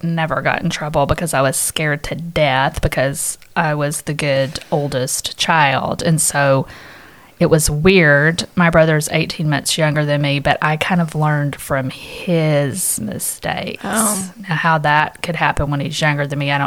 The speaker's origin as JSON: {"language": "English", "region": "Louisiana", "country": "United States", "tie": "born or raised there", "moved": "yes", "lives_now": "Dallas, United States", "said": "I was raised in Louisiana, but I've been here for over 20 years"}